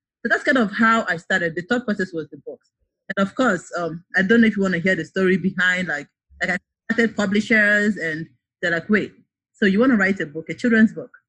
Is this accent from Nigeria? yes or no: yes; eastern Nigeria, Nigeria; moved away as an adult; now in United States; I was born and raised in Nigeria, and I guess I lived in the East, so for the most part, I could understand Igbo and speak Igbo.